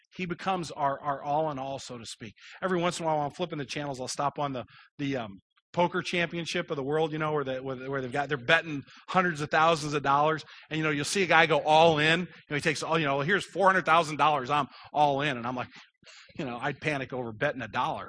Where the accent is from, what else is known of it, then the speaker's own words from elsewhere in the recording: Kirkwood, Missouri, United States; I grew up in Kirkwood, I know exactly where East Madison is